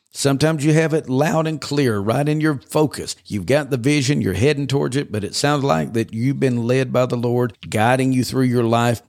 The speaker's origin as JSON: {"language": "English", "region": "Georgia", "country": "United States", "tie": "born or raised there", "also_born_or_lived": "western Kentucky", "moved": "as an adult", "lives_now": "Oklahoma, United States", "said": "the first seventeen years of my life was in Georgia"}